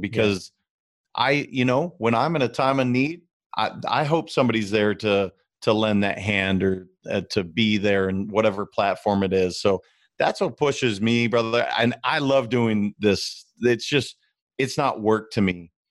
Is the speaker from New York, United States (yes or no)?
no; Montana, United States; I'm from Montana